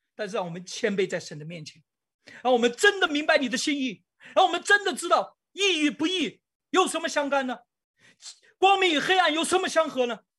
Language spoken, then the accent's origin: Chinese; China; 我们中国人